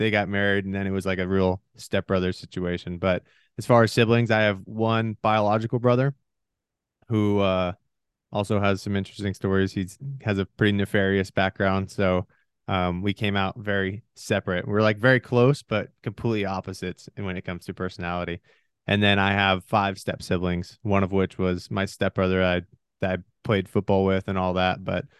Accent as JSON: {"language": "English", "region": "Washington", "country": "United States", "tie": "born or raised there", "also_born_or_lived": "Michigan / Oregon / Arizona", "said": "I was born in Michigan. My parents split when I was really young, so I ended up moving out to Washington. And then from there, I moved 18 times before my 18th birthday. So I was all around eastern side of Washington."}